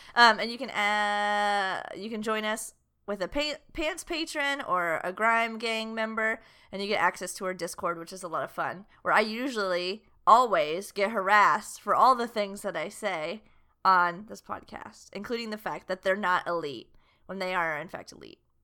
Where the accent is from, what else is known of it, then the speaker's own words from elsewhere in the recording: the South, United States; we're from the South